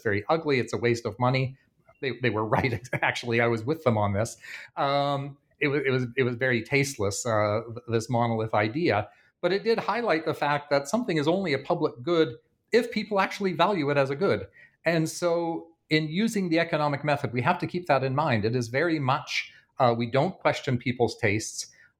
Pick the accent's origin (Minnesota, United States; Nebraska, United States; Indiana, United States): Indiana, United States; Bloomington; There was an interesting case in my hometown of Bloomington, Indiana, over the past month